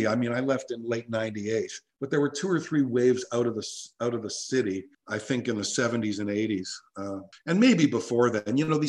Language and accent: English; Toronto, Ontario, Canada; moved away as an adult; also born or lived in Walkerton, Ontario; I grew up in Forest Hill. I went to Forest Hill Collegiate like you did, and that's where we met. I went to Beth Zedek Hebrew School.